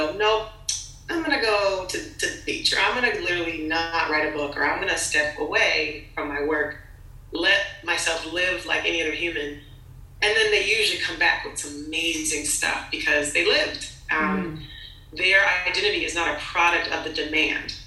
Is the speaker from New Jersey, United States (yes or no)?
no; Los Angeles, California, United States; I'm from LA. I was raised in Hollywood